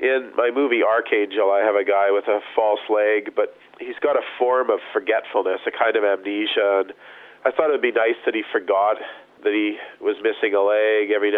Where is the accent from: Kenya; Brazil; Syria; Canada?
Canada